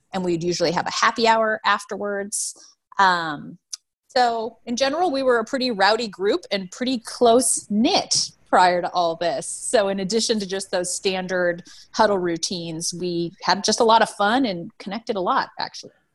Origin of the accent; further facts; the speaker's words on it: Seattle, Washington, United States; I'm, I'm from Seattle